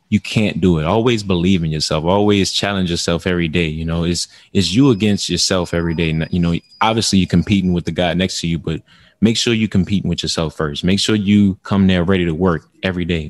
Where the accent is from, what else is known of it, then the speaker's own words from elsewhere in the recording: New Orleans, Louisiana, United States; in New Orleans, uh, where I grew up